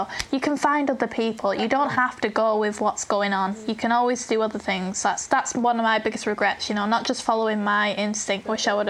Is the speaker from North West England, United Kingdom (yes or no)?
yes; Burnley, North West England, United Kingdom; accent: northern; I'm from Burnley.